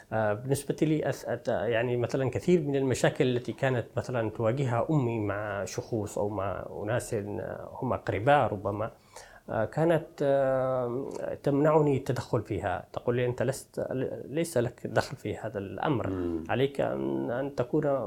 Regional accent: rural Taiz, Taiz Governorate, Yemen; moved away as an adult; now in Paris, France; جيت من منطقه ريفيه من تعز

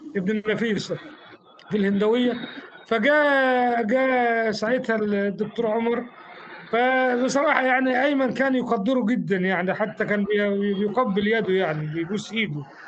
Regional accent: Faiyum Governorate, Egypt; now in Alexandria, Egypt; انا من الفيوم

